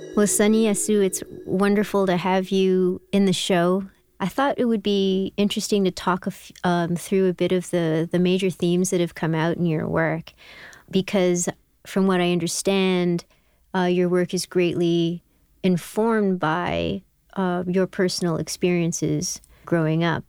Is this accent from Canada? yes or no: yes; Canada; I was born in Canada